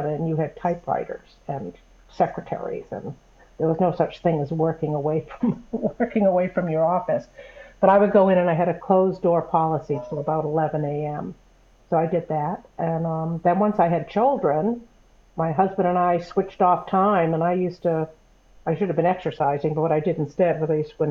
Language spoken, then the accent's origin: English; New England, United States; moved away as an adult; I grew up in New England